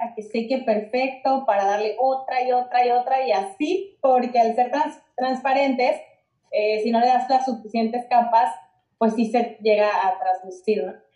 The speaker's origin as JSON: {"language": "Spanish", "country": "Mexico", "said": "yo soy amante de México, me encanta mi país"}